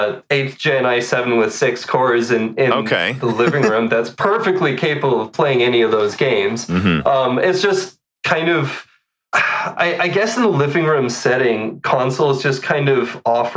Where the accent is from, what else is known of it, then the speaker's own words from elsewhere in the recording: Canada; I'm Canadian